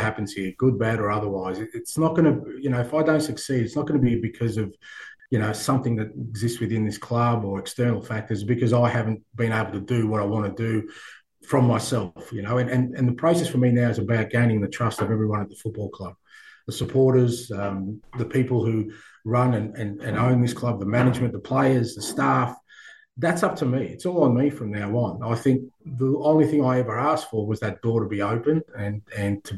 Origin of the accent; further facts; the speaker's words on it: Australia; moved away; I grew up in Australia where we love sport